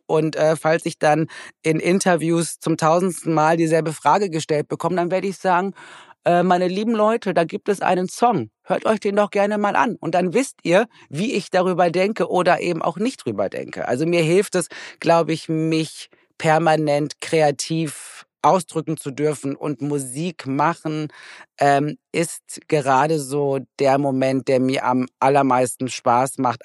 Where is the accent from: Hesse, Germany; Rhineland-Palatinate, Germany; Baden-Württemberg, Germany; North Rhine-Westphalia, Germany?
North Rhine-Westphalia, Germany; Recklinghausen; moved away; ich komme ja aus Recklinghausen